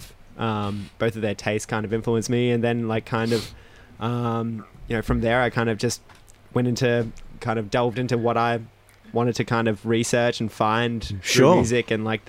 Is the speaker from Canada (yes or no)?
no; Melbourne, Victoria, Australia; also born or lived in California; We kind of ended up back here when I was really young and I grew up in Glenroy.